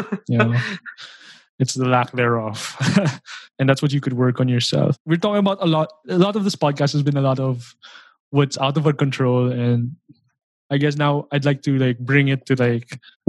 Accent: Philippines; I know it because I'm a Filipino.

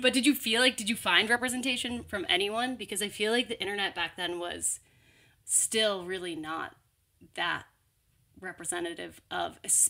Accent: Texas, United States; when I was little, growing up in Texas too

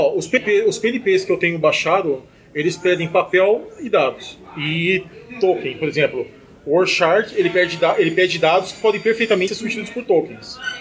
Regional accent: Brazil; sou do Brasil

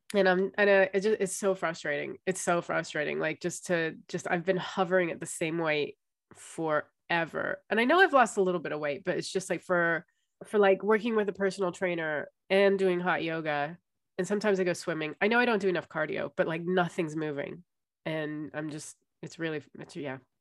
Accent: United States; moved away; it's with being American

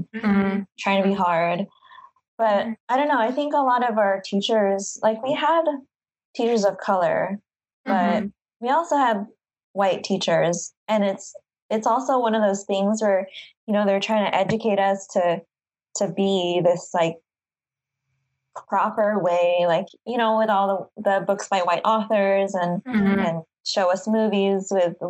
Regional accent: Carson, California, United States; also born or lived in San Diego County; now in San Diego, United States; I live in San Diego, but or county, but I'm from Carson, which is really south of LA.

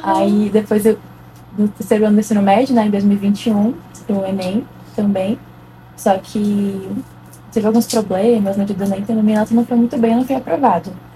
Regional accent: Brasília, Federal District, Brazil; tenho 19 anos, sou de Brasília

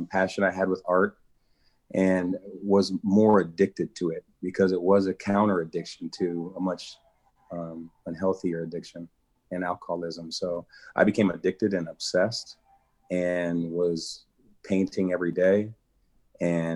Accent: Des Moines, Iowa, United States; also born or lived in California; I grew up in Des Moines.

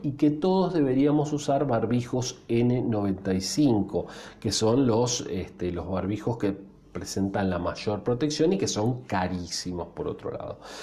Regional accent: Argentina

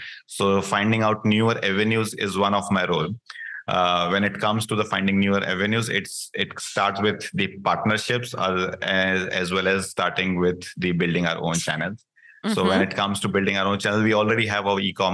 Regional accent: India; moved away as an adult; I come from India, where in India also I was part of Domino's Pizza India

